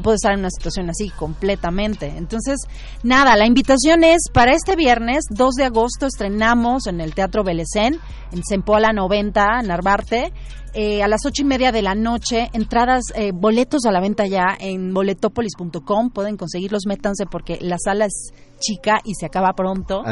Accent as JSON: {"language": "Spanish", "country": "Venezuela", "moved": "as an adult", "lives_now": "Mexico City, Mexico", "said": "Yo soy venezolana"}